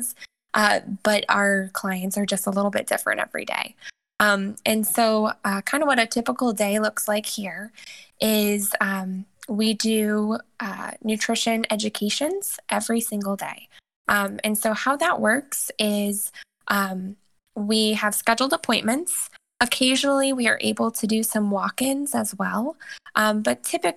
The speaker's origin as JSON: {"language": "English", "town": "Indianapolis", "region": "Indiana", "country": "United States", "moved": "as an adult", "lives_now": "Ohio, United States", "said": "I'm originally from Indianapolis, Indiana, but I've actually been in Ohio for the past 7 years."}